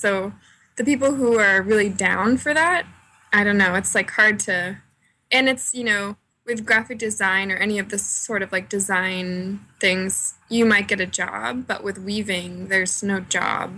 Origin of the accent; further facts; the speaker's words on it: Cape Cod, Massachusetts, United States; moved away as an adult; also born or lived in Boston; now in Philadelphia, United States; I grew up in Massachusetts um, on Cape Cod, and I went to college in Boston